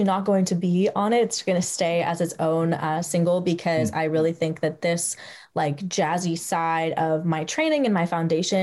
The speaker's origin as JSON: {"language": "English", "town": "San Francisco", "region": "California", "country": "United States", "tie": "born or raised there", "moved": "as an adult", "lives_now": "Los Angeles County, United States", "said": "my hometown in San Francisco"}